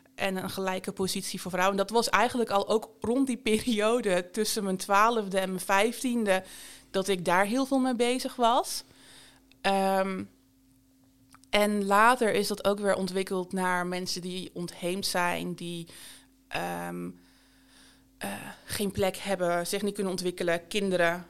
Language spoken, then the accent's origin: Dutch; Bergen op Zoom, North Brabant, Netherlands; Ik ben geboren en getogen in Berg op Zoom in Noord-Brabant